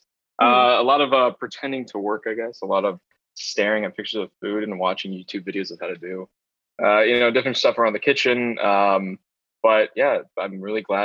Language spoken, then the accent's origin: English; Sherwood, Oregon, United States; moved away as an adult; now in Los Angeles, United States; I grew up in a suburb like 15 minutes south of Portland called Sherwood, Oregon.